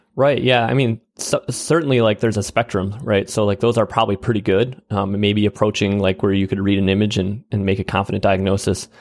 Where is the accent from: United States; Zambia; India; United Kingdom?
United States; Wisconsin Rapids, Wisconsin; a small town called Wisconsin Rapids, Wisconsin